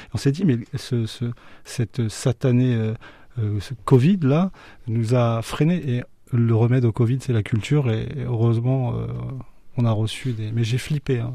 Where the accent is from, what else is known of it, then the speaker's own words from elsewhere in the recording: Beauce, Centre-Val de Loire, France; also born or lived in Orléans; je suis de la Beauce, le grenier de la France